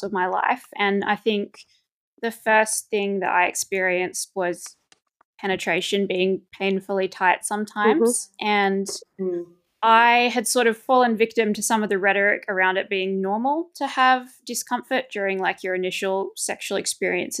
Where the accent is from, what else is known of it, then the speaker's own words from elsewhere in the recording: Australia; moved away as an adult; now in Belgium; I am an Australian who's been living in Belgium since 2019